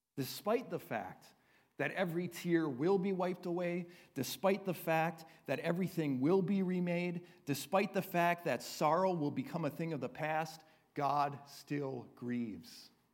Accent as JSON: {"language": "English", "country": "United States", "said": "we as American Christians"}